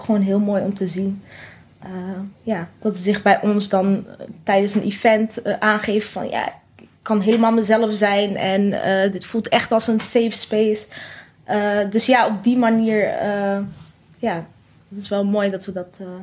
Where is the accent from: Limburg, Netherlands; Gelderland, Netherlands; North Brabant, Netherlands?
North Brabant, Netherlands; wij komen uit Brabant allebei